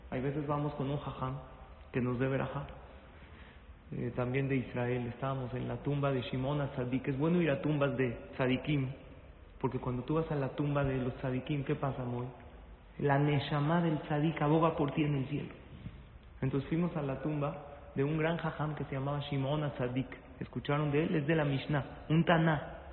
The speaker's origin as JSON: {"language": "Spanish", "country": "Mexico", "said": "Nosotros somos de México, vine con mi hijo a ponerle el tefilín"}